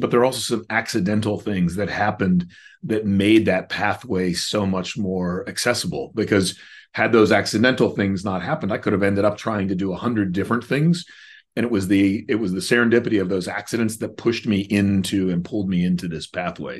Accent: Chapel Hill, North Carolina, United States; I grew up in Chapel Hill, North Carolina

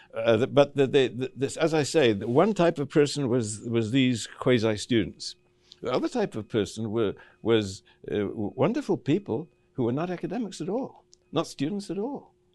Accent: Cape Town, Western Cape, South Africa; I grew up in Cape Town, uh, in South Africa

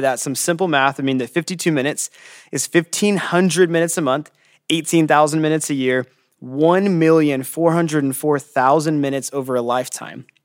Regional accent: California, United States; I'm from California, and I'm the downtown campus pastor

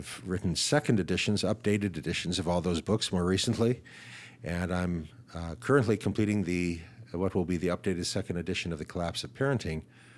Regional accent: Shaker Heights, Ohio, United States; So I grew up in Shaker Heights, Ohio, just outside of Cleveland. I attended public schools K through 12 in northeastern Ohio.

